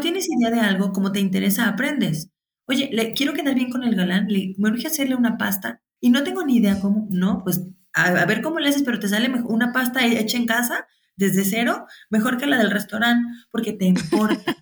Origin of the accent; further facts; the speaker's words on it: Guadalajara, Jalisco, Mexico; soy de Guadalajara, México